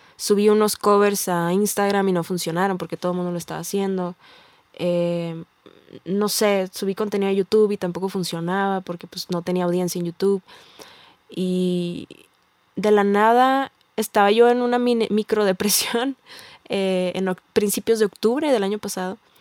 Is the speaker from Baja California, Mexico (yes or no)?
yes; Tijuana, Baja California, Mexico; yo soy, vengo de Tijuana